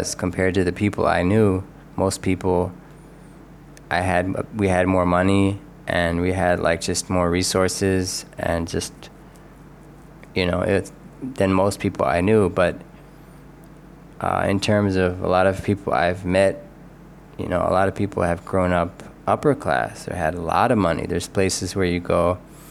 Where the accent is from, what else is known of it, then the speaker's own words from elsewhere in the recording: Philadelphia, Pennsylvania, United States; I grew up in Philly, which is a working class town.